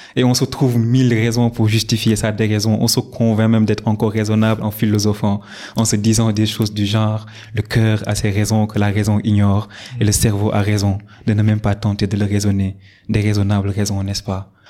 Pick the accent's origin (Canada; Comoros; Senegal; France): Senegal; Dakar; also born or lived in Saint-Louis, Senegal; je suis né à Dakar. Euh, j'ai fait mes études primaires au groupe scolaire Nelson Mandela